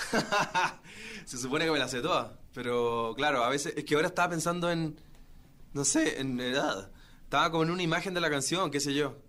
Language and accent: Spanish; Chile; mi tierra